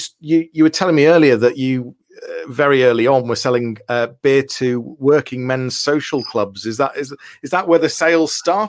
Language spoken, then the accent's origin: English; Liverpool, North West England, United Kingdom; moved away as an adult; now in Leeds, United Kingdom; We're both from Liverpool. We went to schools that were on the same road opposite each other. We're then three roads away from each other now in Leeds.